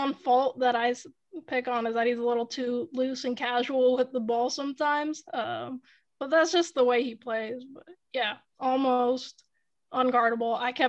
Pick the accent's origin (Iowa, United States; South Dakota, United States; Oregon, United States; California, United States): California, United States; Bay Area; from the Bay Area